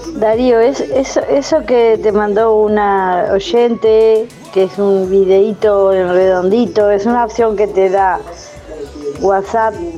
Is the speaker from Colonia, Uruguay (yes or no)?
yes; Juan Lacaze, Colonia, Uruguay; mi pueblo de Juan Lacase